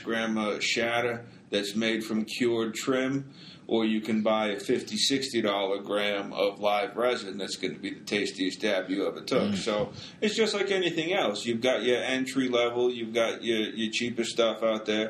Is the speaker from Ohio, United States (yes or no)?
no; Boston, Massachusetts, United States; now in Denver, United States; I'm from Boston